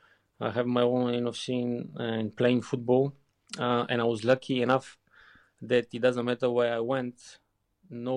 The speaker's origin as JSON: {"language": "English", "country": "Bulgaria", "tie": "born or raised there", "also_born_or_lived": "Leverkusen, Germany / England", "second_language": "English", "moved": "as an adult", "said": "growing up in Bulgaria"}